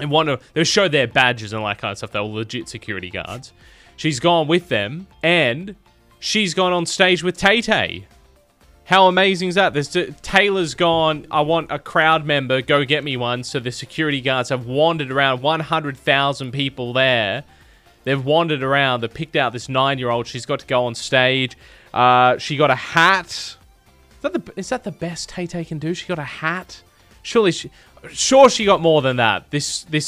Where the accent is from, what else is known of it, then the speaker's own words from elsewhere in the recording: Tamworth, New South Wales, Australia; I'm from Tamworth, New South Wales